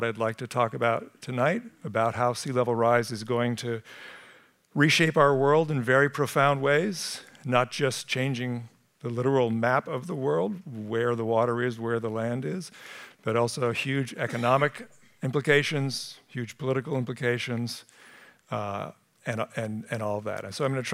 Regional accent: Sunnyvale, California, United States; moved away; I grew up in Sunnyvale, and to be back here

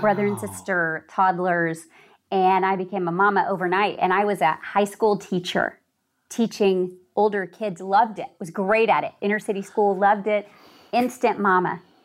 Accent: Hollywood, Florida, United States; I was born in Hollywood, Florida

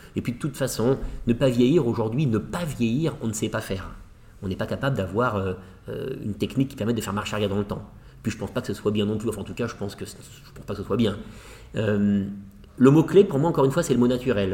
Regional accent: France; je suis français

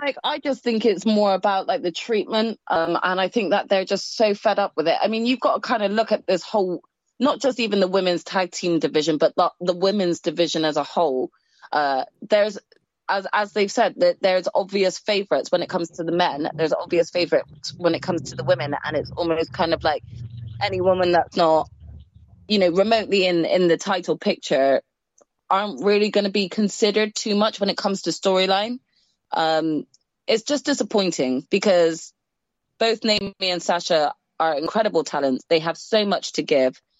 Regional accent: Bristol, South West England, United Kingdom; We are both from Bristol, which is probably about an hour and a half drive away from Cardiff

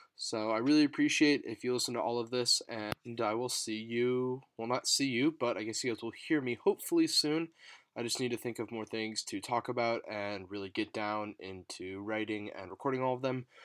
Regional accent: Chicago, Illinois, United States; I'm from the Chicagoland area

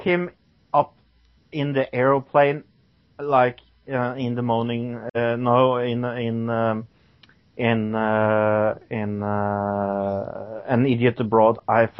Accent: Norway; I'm Norwegian.

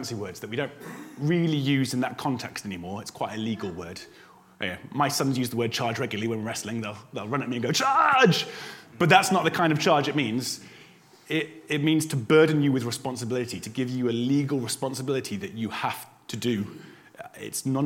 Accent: United Kingdom

